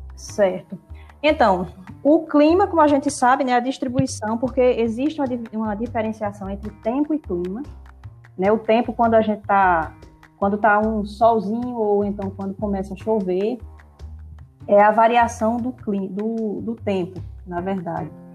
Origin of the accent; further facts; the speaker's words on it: Brazilian semi-arid, Northeast Brazil, Brazil; o semiárido é a minha casa. É onde eu nasci, é onde eu cresci